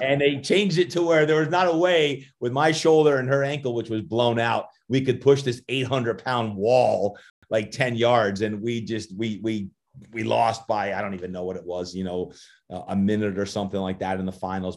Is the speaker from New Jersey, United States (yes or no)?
yes; New Jersey, United States; moved away as an adult; also born or lived in Virginia; I'm originally from Jersey, so I got that Jersey blood in me, and, uh, I was the youngest of eight kids, and my mom and dad got divorced when I was just five, and having five sisters, two brothers growing up in Jersey